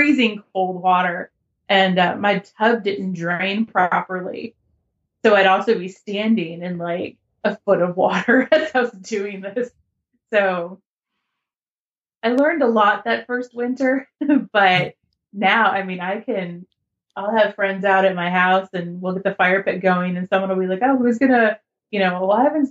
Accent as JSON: {"language": "English", "country": "United States", "said": "as an American"}